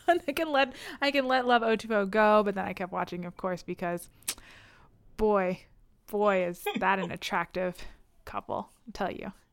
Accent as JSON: {"language": "English", "country": "United States", "said": "am I from the United States? Yes"}